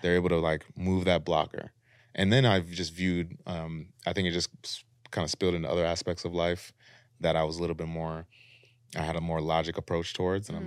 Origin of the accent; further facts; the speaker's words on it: Minneapolis, Minnesota, United States; moved away as an adult; now in Los Angeles, United States; we're from Minneapolis, and sometimes we talk to our folks back home